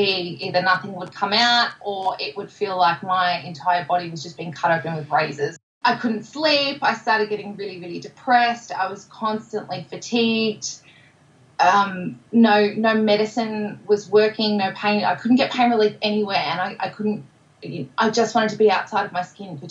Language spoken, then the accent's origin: English; Melbourne, Victoria, Australia; I'm from Narrewarren in Melbourne, born and bred